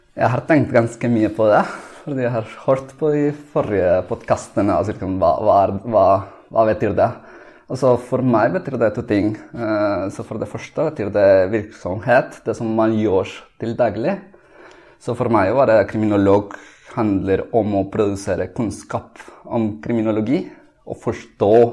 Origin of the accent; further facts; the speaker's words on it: Colombia; Norwegian is a second language; now in Oslo, Norway; jeg kommer fra Colombia